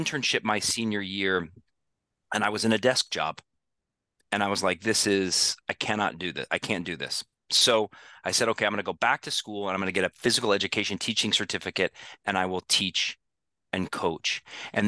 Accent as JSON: {"language": "English", "town": "Denver", "region": "Colorado", "country": "United States", "tie": "born or raised there", "said": "I grew up in Denver, and I played for my dad"}